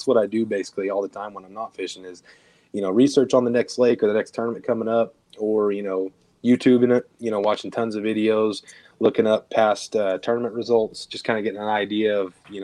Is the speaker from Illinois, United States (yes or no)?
yes; Southern Illinois, United States; moved away as an adult; now in Texas, United States; I'm originally from Illinois, Southern Illinois, about 5 hours south of Chicago